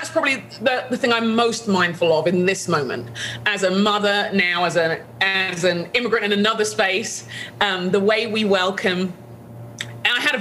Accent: London, United Kingdom; where I grew up in London

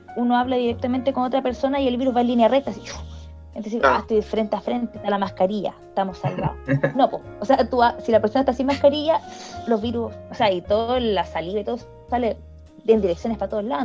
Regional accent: Talcahuano, Biobío, Chile; also born or lived in Chillán; yo nací en Chillán, pero me fui chiquita para Talcahuano

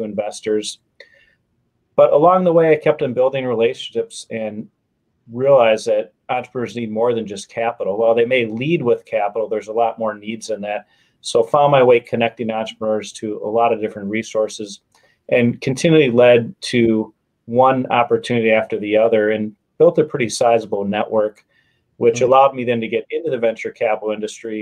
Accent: Wisconsin, United States; moved away as an adult; now in Chicago, United States; I'm from Wisconsin, just a small town outside of Milwaukee.

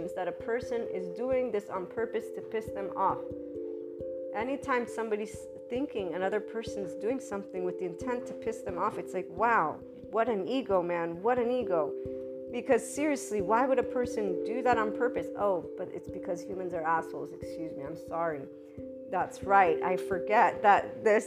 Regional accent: Naples, Campania, Italy; we're also Neapolitans from Italy

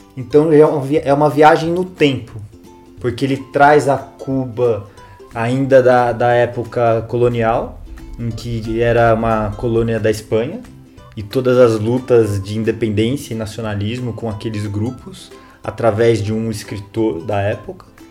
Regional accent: Jundiaí, São Paulo, Brazil; Que eu sou de Jundiaí também, uma terra muito boa

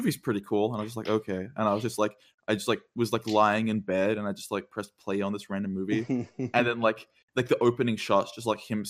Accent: Australia; I'm Australian

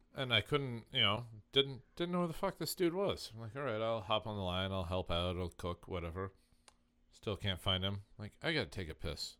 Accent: Indiana, United States; moved away; I'm from Indiana

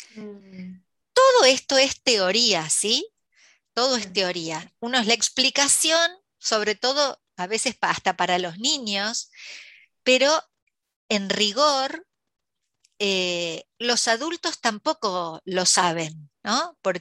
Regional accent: La Plata, Buenos Aires Province, Argentina; nací aquí en La Plata, en Buenos Aires, Argentina

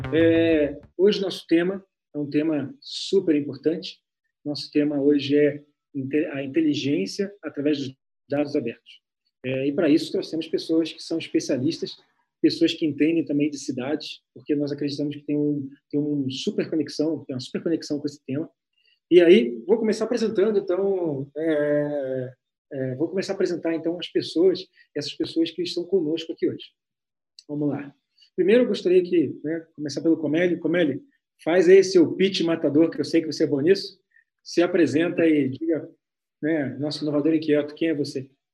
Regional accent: Niterói, Rio de Janeiro, Brazil; now in Curitiba, Brazil; eu sou niteronense, estou lá do outro lado da, da Baía de Guanabara

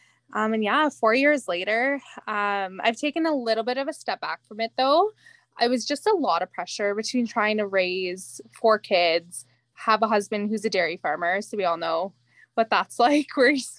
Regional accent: Ottawa, Ontario, Canada; moved away as an adult; also born or lived in West Carleton; now in Douglas, Canada; who's talking. So I'm originally from the outskirts of Ottawa, but then I fell in love with a dairy farmer from Douglas. So it's been 9 years now

